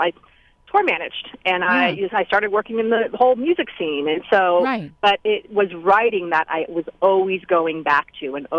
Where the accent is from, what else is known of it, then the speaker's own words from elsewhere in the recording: Oakland, California, United States; Oakland, which, like I said, is my hometown